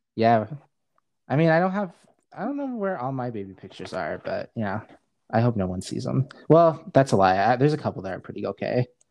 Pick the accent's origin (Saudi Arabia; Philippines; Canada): Saudi Arabia; also born or lived in Seattle, Washington, United States; now in Spokane, United States; I was just raised in Saudi Arabia. I wasn't born there. I was born in Seattle.